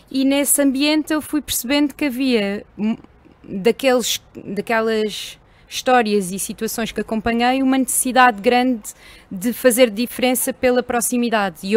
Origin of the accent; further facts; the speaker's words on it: Elvas, Alentejo, Portugal; moved away; also born or lived in Coimbra; Não, sou alentejana.